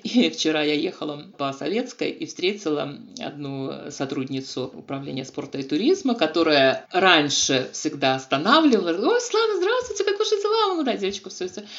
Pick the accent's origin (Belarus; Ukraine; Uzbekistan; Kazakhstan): Belarus; Gomel, Gomel Region; Я белоруска